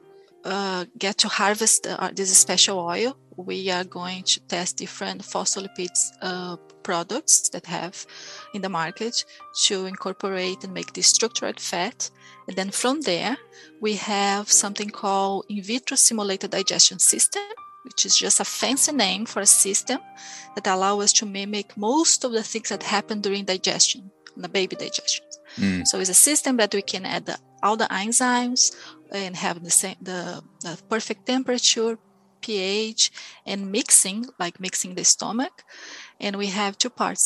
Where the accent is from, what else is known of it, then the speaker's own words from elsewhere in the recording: Brazil; now in New Zealand; I came from Brazil, it's a huge country